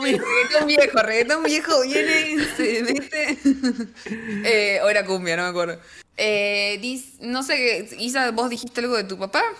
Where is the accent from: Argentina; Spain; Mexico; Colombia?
Argentina; Tucumán; cuando sos de Tucumán